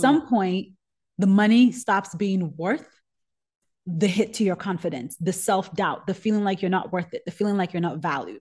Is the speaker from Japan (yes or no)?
no; Nigeria; moved away; I'm Nigerian. I grew up hot